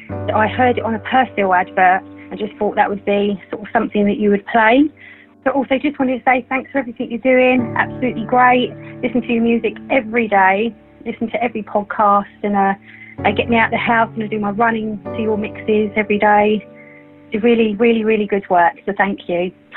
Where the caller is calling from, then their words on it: Chislehurst, London, United Kingdom; I'm calling from Chislehurst in Kent.